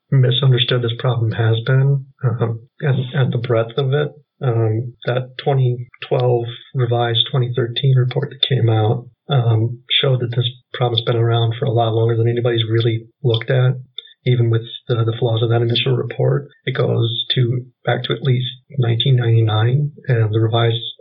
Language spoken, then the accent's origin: English; West Central Wisconsin, United States; So I am from West Central Wisconsin.